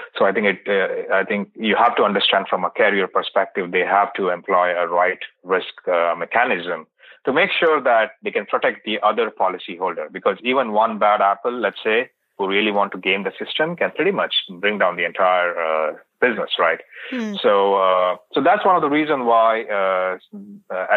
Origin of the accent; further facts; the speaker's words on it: India; moved away; I was born and brought up in India